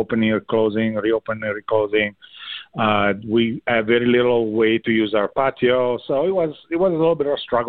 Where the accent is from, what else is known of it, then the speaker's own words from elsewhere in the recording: Italy; now in Madison, United States; in Italy. So I was born and raised there.